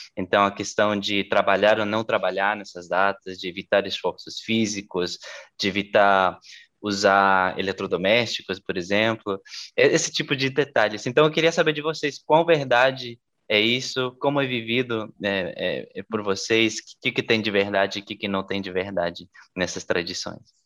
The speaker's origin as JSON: {"language": "Portuguese", "region": "La Paz", "country": "Bolivia", "tie": "born or raised there", "moved": "yes", "said": "eu, eu, nasci na Bolívia"}